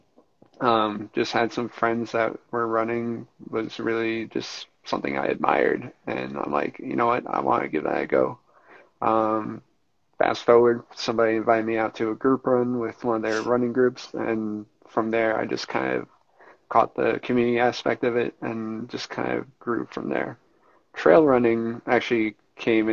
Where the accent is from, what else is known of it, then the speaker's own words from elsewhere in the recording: Roslyn, New York, United States; So my hometown is Roslyn, New York, which is right in Nassau County in Long Island.